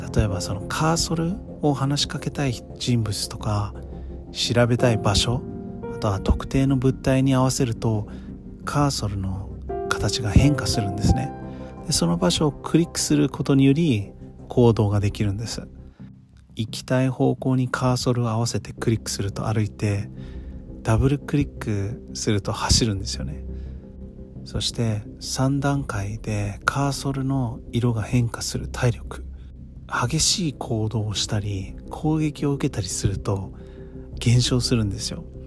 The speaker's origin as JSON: {"language": "Japanese", "country": "United States", "tie": "born or raised there", "moved": "yes", "lives_now": "Japan", "said": "私はアメリカで生まれ育ったので"}